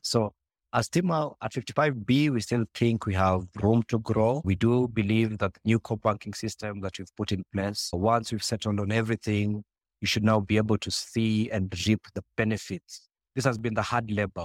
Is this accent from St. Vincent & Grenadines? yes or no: no; Nairobi, Kenya; I was born and raised in Kibra